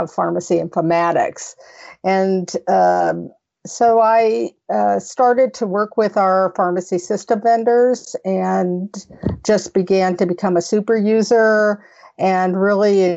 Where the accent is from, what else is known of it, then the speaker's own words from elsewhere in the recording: Las Vegas, Nevada, United States; I'm out of Las Vegas, Nevada, which is my hometown